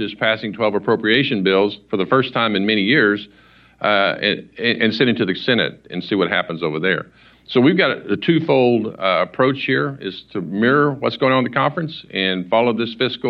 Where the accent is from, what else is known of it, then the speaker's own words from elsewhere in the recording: Oklahoma, United States; I'm from Oklahoma